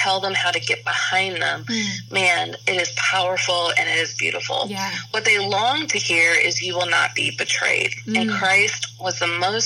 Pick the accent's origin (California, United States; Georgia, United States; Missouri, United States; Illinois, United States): Missouri, United States; Kansas City; where I grew up in Kansas City